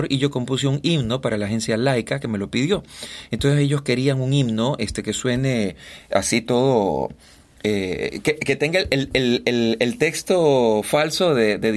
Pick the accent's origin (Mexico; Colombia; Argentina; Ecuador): Ecuador; Guayaquil, Guayas; si tú me escuchas hablar y me presentas a alguien, me va a preguntar de dónde eres. Y yo le voy a decir de Guayaquil. No, tú no suenas guayaquileño.